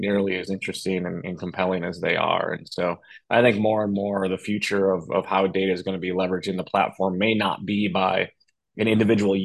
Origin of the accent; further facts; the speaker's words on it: upstate New York, United States; I'm from a small town in upstate New York